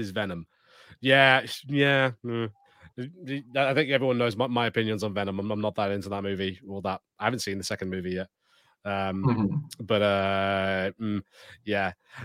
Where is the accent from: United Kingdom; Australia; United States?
United Kingdom; as a British